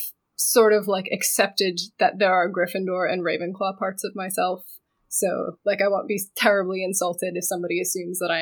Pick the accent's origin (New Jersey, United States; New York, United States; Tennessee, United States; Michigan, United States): Michigan, United States; now in Los Angeles, United States; I was raised in Michigan. Currently, I'm living in LA. I've lived all over many years